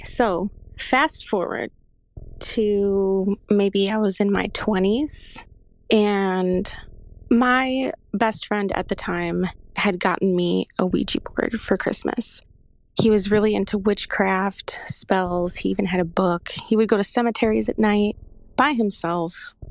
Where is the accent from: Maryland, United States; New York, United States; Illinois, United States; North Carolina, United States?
Illinois, United States; Chicago; I am from Chicago